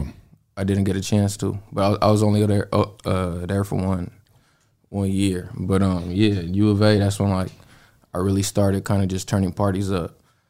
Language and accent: English; Los Angeles, California, United States; from LA, DJ, producer.